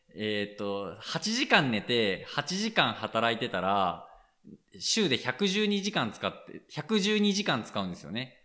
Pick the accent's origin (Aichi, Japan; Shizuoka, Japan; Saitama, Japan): Aichi, Japan; moved away as an adult; also born or lived in Mie / Tokyo; now in Nishiawakura, Japan; 僕愛知県の出身です